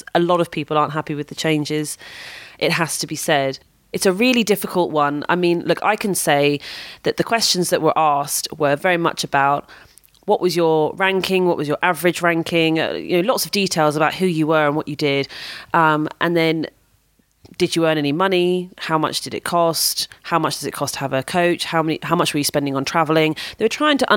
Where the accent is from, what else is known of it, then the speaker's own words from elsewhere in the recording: United Kingdom; I'm British